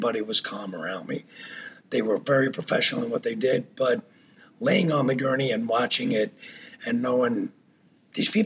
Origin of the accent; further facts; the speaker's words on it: New York, United States; moved away as an adult; now in Wisconsin, United States; I grew up in New York, moved out to Wisconsin when I was 28.